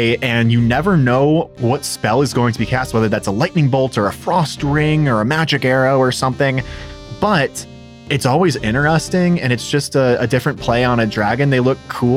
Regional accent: Chicago, Illinois, United States; now in Columbus, United States; I'm from Chicago

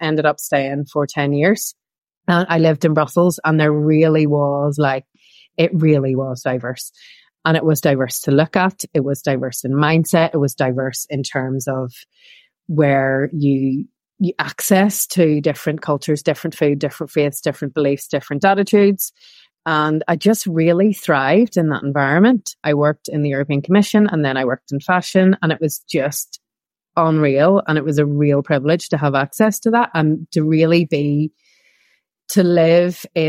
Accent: Belfast, Northern Ireland, United Kingdom; moved away as an adult; I grew up in Northern Ireland, in Belfast, during the Troubles.

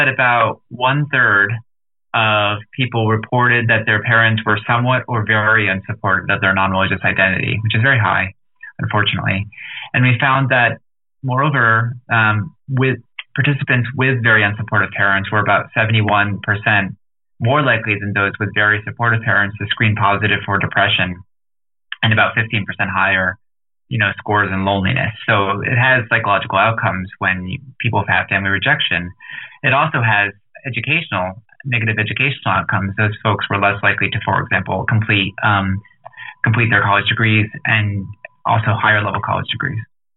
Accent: New Jersey, United States; now in Washington, D.C., United States; I grew up in New Jersey and I live in Washington, D.C.

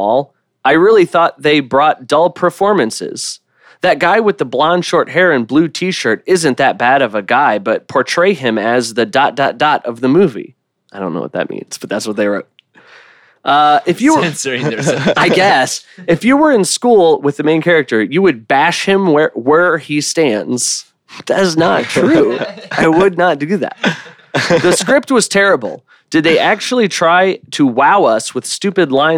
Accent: Midwest, United States; I grew up south of here, like 40 minutes south of here, Midwest

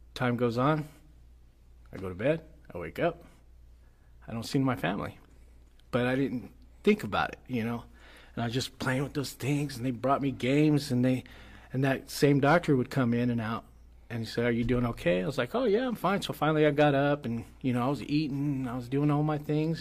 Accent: United States; I was from the United States and I was bilingual

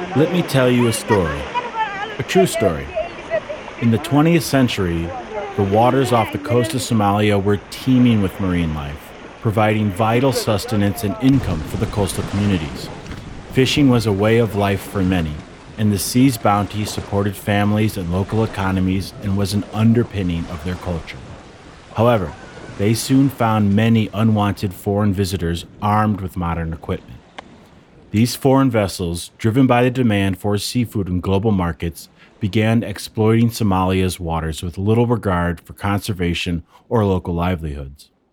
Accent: near Lake Michigan, Midwest, United States; I grew up near Lake Michigan. I live inland now.

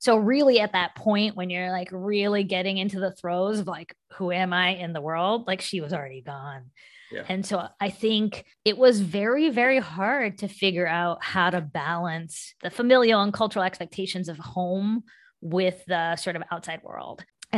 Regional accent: West Virginia, United States; all of that I learned from people I grew up with in West Virginia.

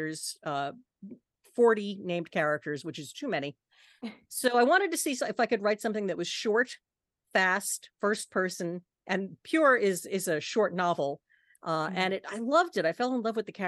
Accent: Long Island, New York, United States; moved away; also born or lived in Florida; I spent most of my life in Florida, but I grew up in New York on Long Island

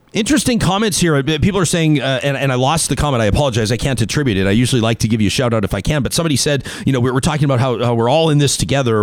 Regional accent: Calgary, Alberta, Canada; as a kid that grew up in southern Alberta, I grew up in Calgary

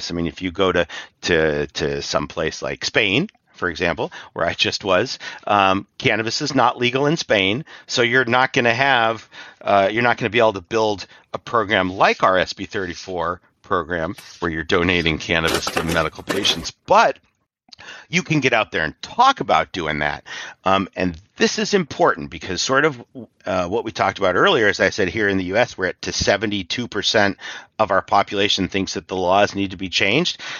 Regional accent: Ireland; Uh, I'm from Ireland, so I connected up with an Irish NORML.

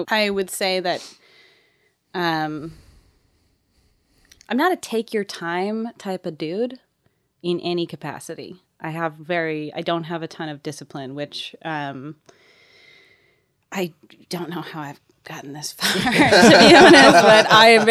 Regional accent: Seattle, Washington, United States; now in Nashville, United States; I'm from Seattle. I'm from Seattle, Washington.

